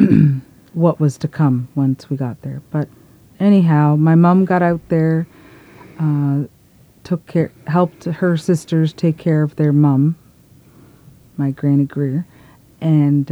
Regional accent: Eel Ground First Nation, New Brunswick, Canada; I'm from Eel Ground First Nation

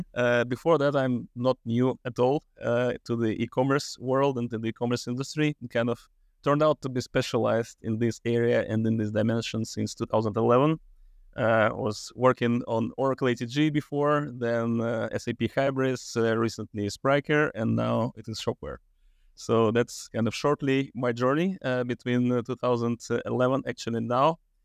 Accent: Russia; moved away as an adult; also born or lived in Switzerland; Russia, which is my home country originally

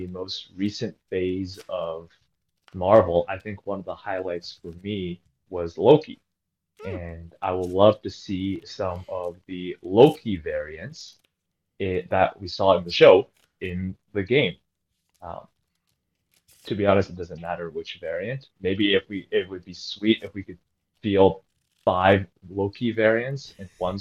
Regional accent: Canada; now in Toronto, Canada; I am a Canadian player based out of Toronto

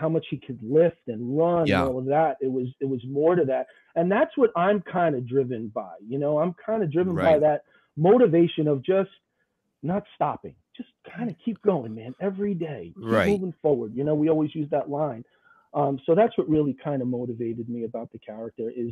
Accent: New York City, New York, United States; I grew up in the Bronx, New York. Right, Italian neighborhood

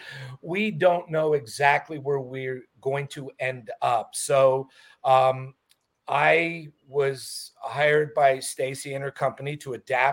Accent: Montreal, Quebec, Canada; moved away as an adult; now in Los Angeles, United States; I'm originally from Montreal, Canada. Moved to LA when I was about 22 years old

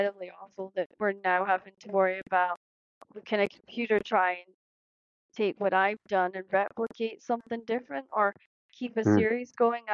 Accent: Scotland, United Kingdom; being a part of Scotland and growing up in Scotland

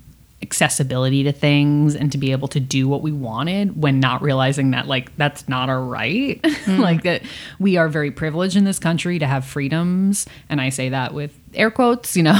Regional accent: Long Island, New York, United States; I'm from Long Island

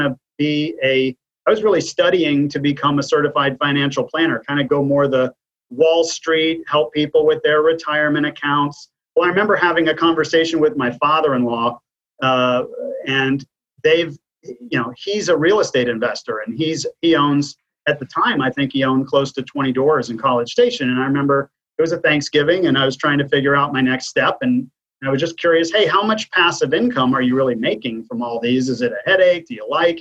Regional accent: Waco, Texas, United States; now in Austin, United States; Texas native, born and raised in Waco, and came to Austin in the early 90s to go to the University of Texas.

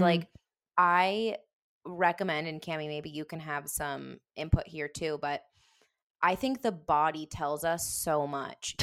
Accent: Denver, Colorado, United States; moved away as an adult; also born or lived in Wisconsin / San Diego; We were born, raised in Denver

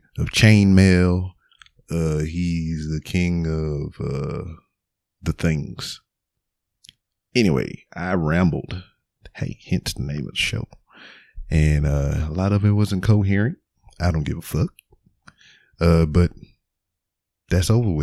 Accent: Lake Charles, Louisiana, United States; now in Houston, United States; I'm from Lake Charles, Louisiana, but I currently stay in Houston, Texas

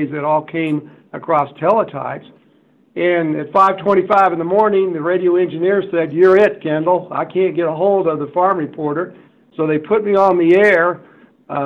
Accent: South Central Kansas, United States; I grew up in South Central Kansas

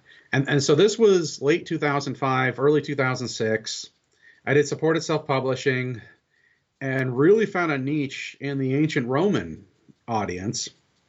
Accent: Boise, Idaho, United States; I grew up in Boise, Idaho, which for your non-American viewers, it's in the Pacific Northwest of the U.S.

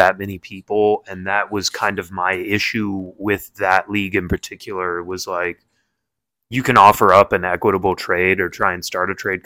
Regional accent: Michigan, United States; also born or lived in Indianapolis, Indiana; we were raised in Michigan.

